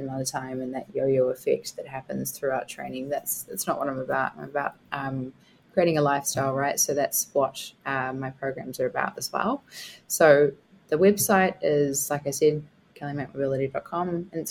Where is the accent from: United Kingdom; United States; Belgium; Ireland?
United Kingdom; Scotland; I'm Scottish